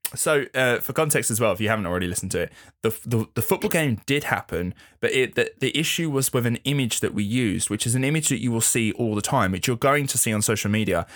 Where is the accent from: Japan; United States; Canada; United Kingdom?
United Kingdom; England; being English